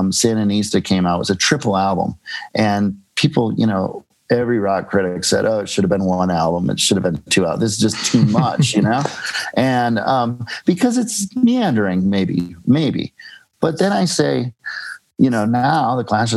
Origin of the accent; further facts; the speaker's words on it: Minneapolis, Minnesota, United States; now in New York, United States; Minneapolis, where I grew up, is a small Midwestern town